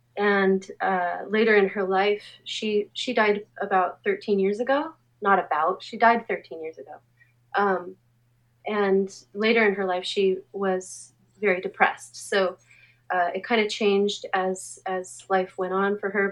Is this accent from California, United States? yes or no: yes; Anaheim, California, United States; I grew up in Anaheim, um, and it, my experience in Anaheim, there was no art